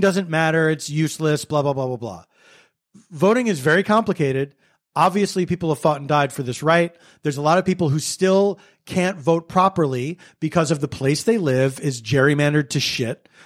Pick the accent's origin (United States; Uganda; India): United States; Philadelphia, Pennsylvania; where I grew up in Philadelphia